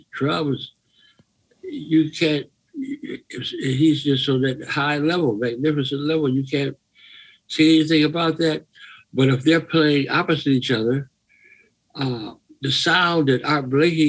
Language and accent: English; Detroit, Michigan, United States; moved away as an adult; also born or lived in Brooklyn, New York; I grew up in Detroit.